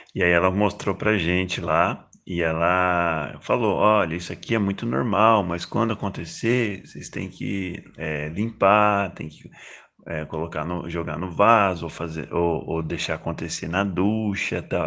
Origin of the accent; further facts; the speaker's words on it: interior of São Paulo, Brazil; now in Valencia, Spain; Sou de São Paulo, interior de São Paulo